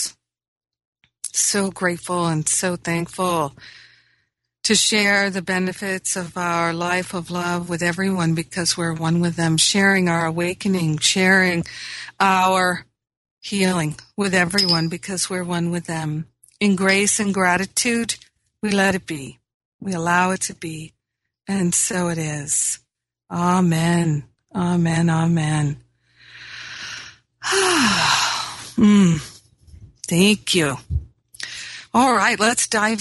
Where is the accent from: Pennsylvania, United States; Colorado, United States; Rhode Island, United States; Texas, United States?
Rhode Island, United States; also born or lived in Michigan / Maine; now in Los Angeles, United States; I grew up in Rhode Island. I grew up in Michigan, where there was a change of seasons